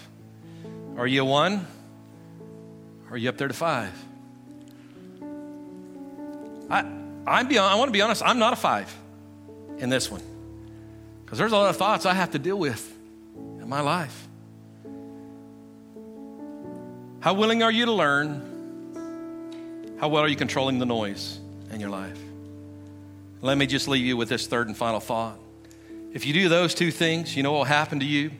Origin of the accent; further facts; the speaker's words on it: Guymon, Oklahoma, United States; I come from Guymon, Oklahoma. That's my natural identity